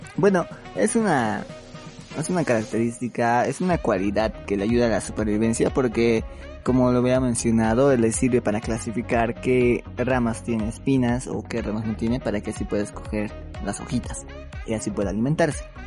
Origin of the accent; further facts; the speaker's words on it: Bolivia; nosotros somos de Bolivia y tenemos un acento